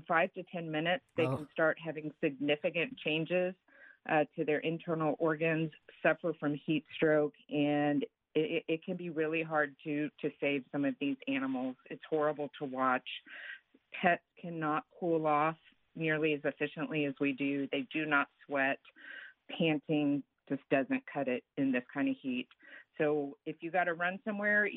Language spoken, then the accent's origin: English; Texas, United States; I'm from Texas